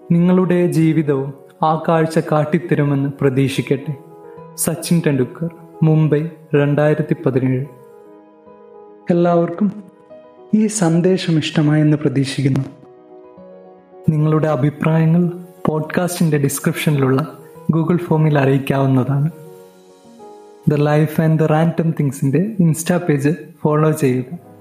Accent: Wayanad, Kerala, India; ഒരു വയനാട്ടുകാരനാണ്

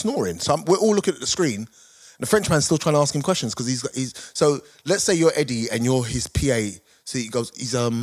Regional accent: United Kingdom; we're British

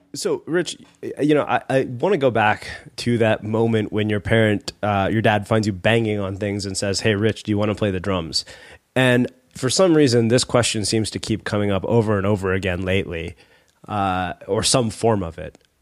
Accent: Texas, United States; I grew up in Texas

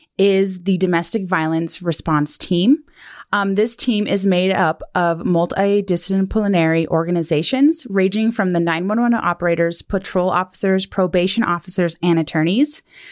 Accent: Kalispell, Montana, United States; now in Bozeman, United States; I grew up in Kalispell, Montana, and here in Bozeman.

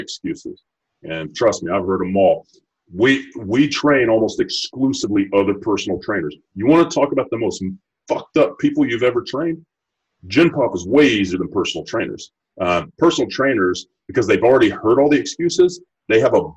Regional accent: Texas, United States; I'm from Texas

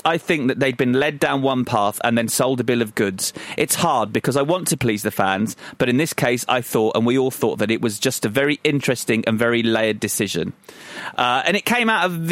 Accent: Croydon, London, United Kingdom; I was from Croydon

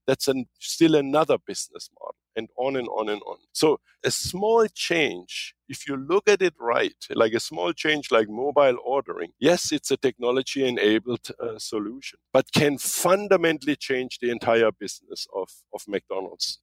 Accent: Germany; moved away as an adult; also born or lived in Kansas; now in United States; when I came from Germany

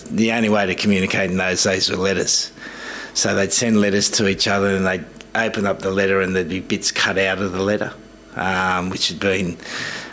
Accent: Australia; moved away as an adult; now in England; when we were growing up, it was very much white Australia, you know. I remember the primary school I went to, there was one other Egyptian boy and myself

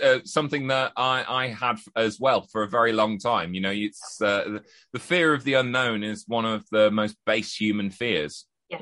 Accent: Halifax, Yorkshire and the Humber, United Kingdom; I am from Yorkshire

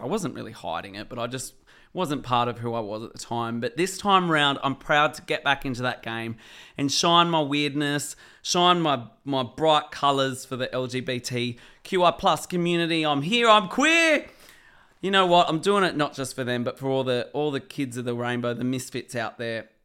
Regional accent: Sydney, New South Wales, Australia; also born or lived in Blue Mountains; Western Sydney, where I grew up, the Hawkesbury and South West Sydney

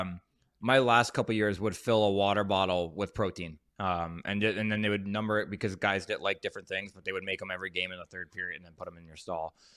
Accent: New Jersey, United States; moved away as an adult; also born or lived in Anaheim / the South; I'm from Jersey

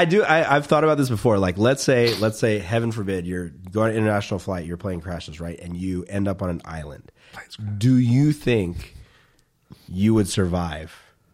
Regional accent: the South, United States; moved away; I grew up in the South.

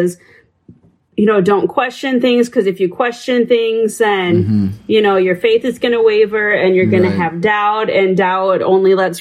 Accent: South Dakota, United States; the church that I grew up in, going to out in South Dakota, we started going there when I was five, and then went up there all the way through high school

